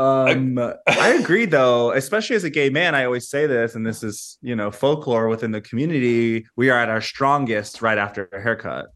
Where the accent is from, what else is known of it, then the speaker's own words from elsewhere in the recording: United States; an American who visits the U K quite frequently